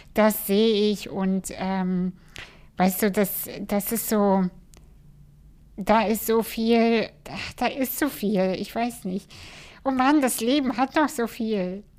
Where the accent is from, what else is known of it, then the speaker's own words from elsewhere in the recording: Kazakhstan; moved away; in Kasachstan geboren